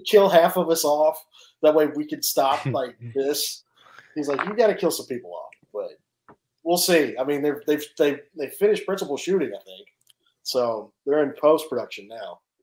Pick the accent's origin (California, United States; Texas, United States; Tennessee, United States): Tennessee, United States; Nashville; I'm from Nashville